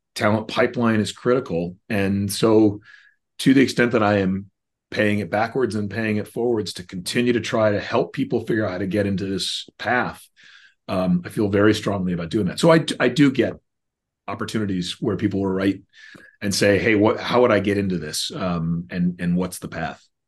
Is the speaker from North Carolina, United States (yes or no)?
yes; Chapel Hill, North Carolina, United States; I grew up in Chapel Hill, North Carolina